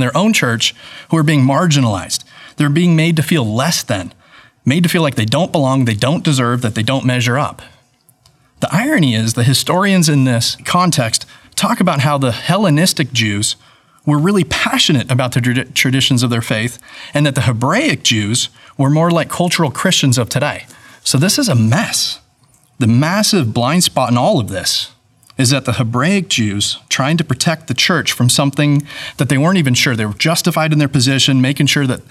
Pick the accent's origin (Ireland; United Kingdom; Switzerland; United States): United States; California; moved away; also born or lived in Atlanta; I'm from California